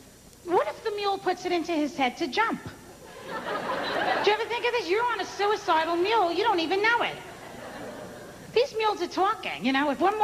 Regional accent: New York City, New York, United States; I'm Italian. Everyone thinks I'm Jewish. No matter where I go, people think I'm Jewish. Like, I tell them I'm Italian. I'm from Brooklyn, New York.

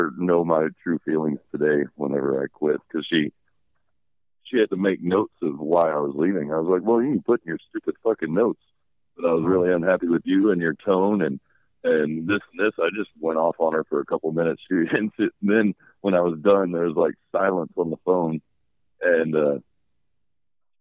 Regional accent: Kilgore, Texas, United States; moved away; I am back in my hometown of Kilgore, Texas

